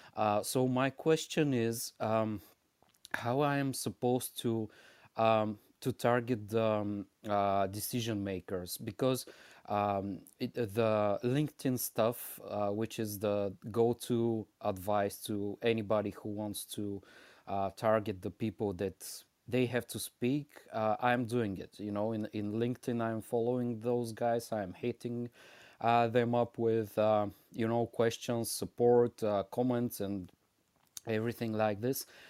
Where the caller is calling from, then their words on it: Bulgaria; I'm calling from Bulgaria